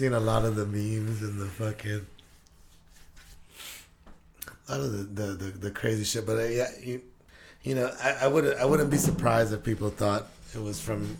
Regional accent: Guam; now in Washington, United States; I grew up on Guam.

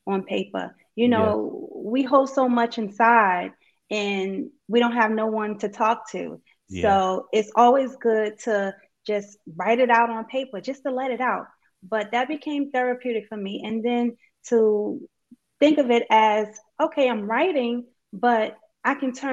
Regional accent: New York City, New York, United States; I'm from Brooklyn, New York

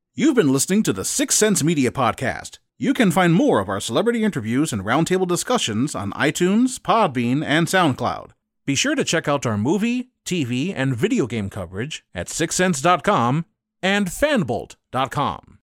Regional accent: Tampa, Florida, United States; I'm from Tampa

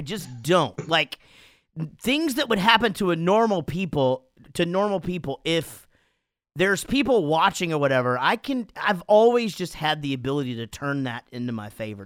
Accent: Wichita Falls, Texas, United States; Wichita Falls, my hometown

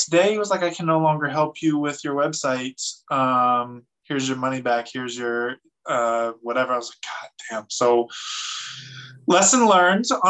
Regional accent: Fresno, California, United States; moved away; I'm from Fresno, California. I am from the streets of the, you know, the wrong side of the tracks

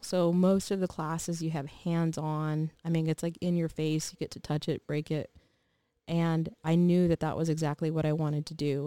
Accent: Texas, United States; moved away as an adult; We were born and raised in Texas

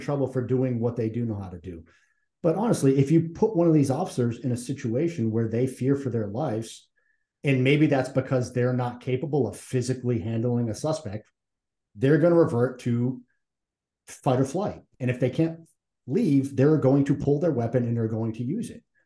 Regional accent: Massachusetts, United States; I'm from Massachusetts

